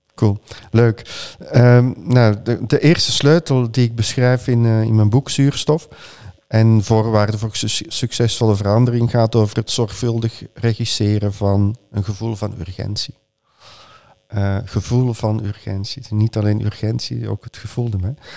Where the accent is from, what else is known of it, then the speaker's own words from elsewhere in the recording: Flanders, Belgium; mijn geboorteland